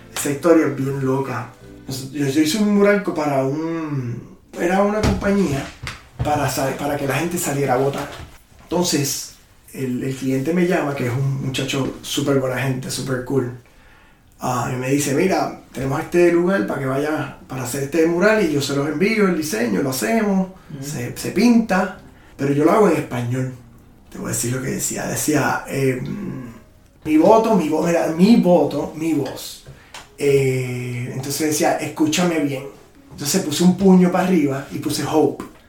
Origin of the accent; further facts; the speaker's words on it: Puerto Rico; now in Austin, United States; Me siento que estoy back en Puerto Rico